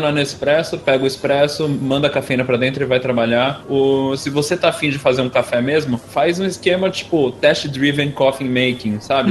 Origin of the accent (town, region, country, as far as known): Brazil